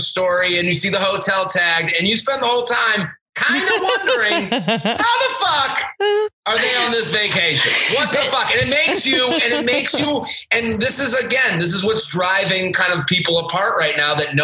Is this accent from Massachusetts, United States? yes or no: yes; Needham, Massachusetts, United States; Outside of Boston, about a town called Needham, which is like 20 minutes outside of the city